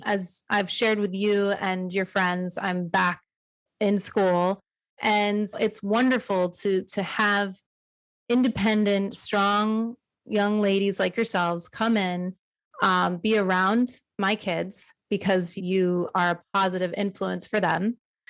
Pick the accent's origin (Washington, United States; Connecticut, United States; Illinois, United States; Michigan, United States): Connecticut, United States; now in Miami, United States; raising three kids here in Miami, not having family here myself, I'm not from Texas, I'm from Connecticut.